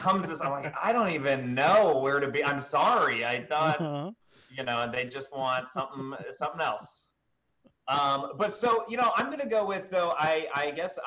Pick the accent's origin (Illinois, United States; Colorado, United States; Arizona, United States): Illinois, United States; Chicago; I grew up on the South Side of Chicago